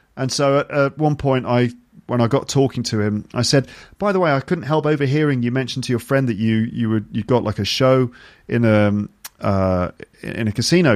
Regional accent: United Kingdom; me as a British person

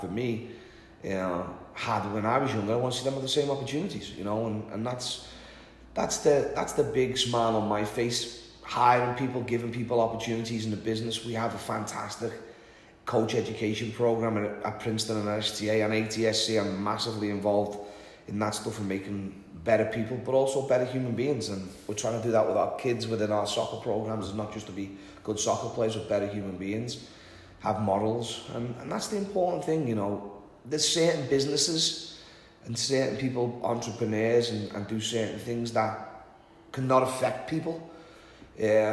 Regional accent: Liverpool, North West England, United Kingdom; moved away; born and raised in Liverpool

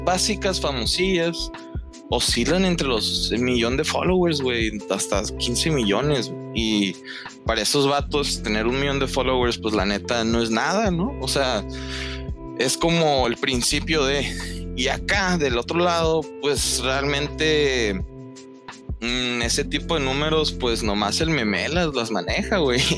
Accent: northern Mexico, Mexico; yo soy de acá del norte

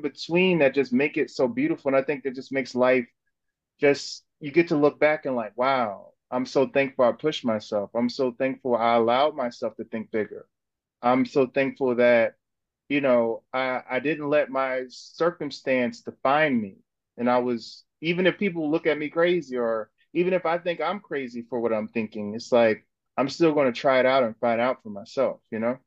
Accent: North New Jersey, United States; now in Brooklyn, United States; I was from North New Jersey.

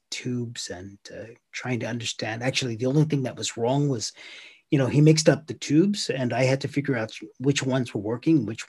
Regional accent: United States; moved away as an adult; now in Finland; I'm an American, but I've been here a long time

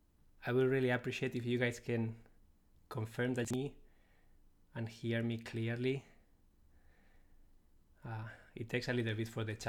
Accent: Spain; English is a second language; moved away; I'm originally from Spain, so I speak Spanish too. So you will notice my accent

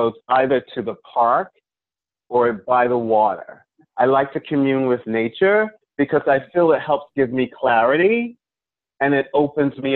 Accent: Long Island, New York, United States; I was raised on Long Island.

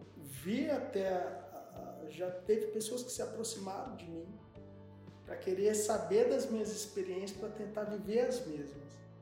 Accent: Brazil; nós somos brasileiros

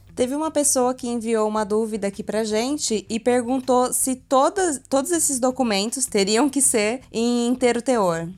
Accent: interior of São Paulo, Brazil; a gente é do interior de São Paulo

